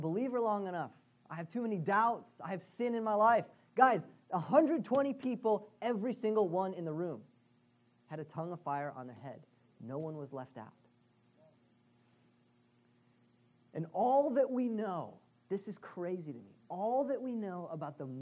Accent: Boston, Massachusetts, United States; as a Bostonian

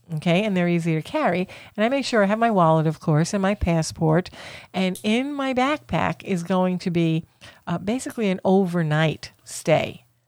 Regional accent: Florida, United States; we're from Florida

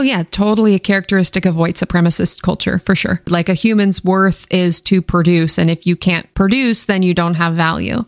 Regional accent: Washington, United States; born or raised there; now in Maryland, United States

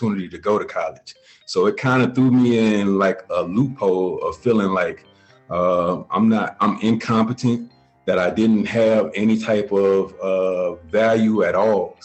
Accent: Columbus, Georgia, United States; now in Clarksville, United States; I'm originally from Columbus, Georgia, currently reside in Clarksville, Tennessee

